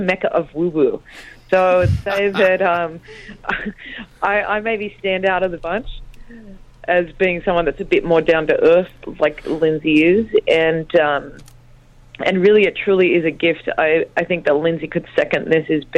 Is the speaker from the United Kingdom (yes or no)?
no; Sydney, New South Wales, Australia; I was born in Australia. I'm a middle child, definitely have middle child syndrome. And I grew up, I moved out of home when I was 13